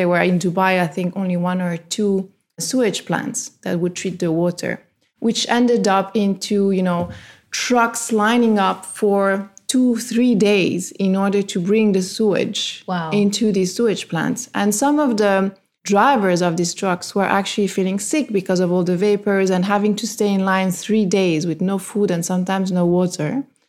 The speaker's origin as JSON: {"language": "English", "country": "Italy", "tie": "born or raised there", "also_born_or_lived": "France", "said": "I grew up in Italy and in France where there's a lot of nature, beautiful, you know, natural reserves, parks, lakes, and I gave it for granted."}